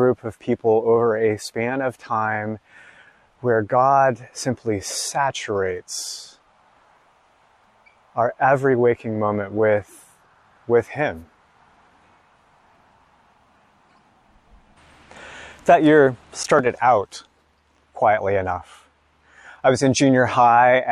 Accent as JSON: {"language": "English", "country": "United States", "said": "I'm an American in my 40s"}